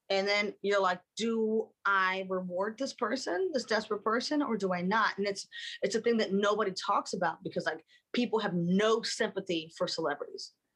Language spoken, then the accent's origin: English; Baltimore, Maryland, United States; moved away; we grew up in Baltimore